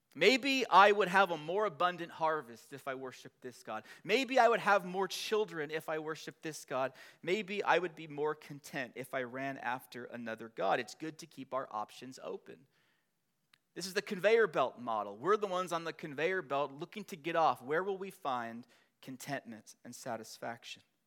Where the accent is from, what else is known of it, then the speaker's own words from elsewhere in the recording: Long Beach, California, United States; I was born in Long Beach, California.